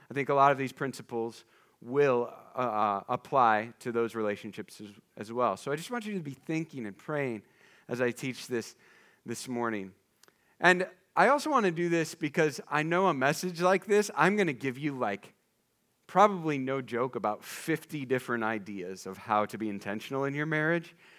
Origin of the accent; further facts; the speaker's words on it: eastern Iowa, United States; my hometown is in eastern Iowa, like, just take thirty all the way to the Mississippi, there's my house.